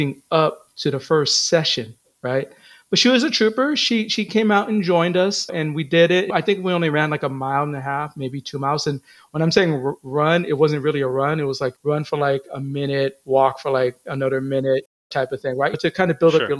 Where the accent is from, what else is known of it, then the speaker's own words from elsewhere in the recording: Philippines; I'm Filipino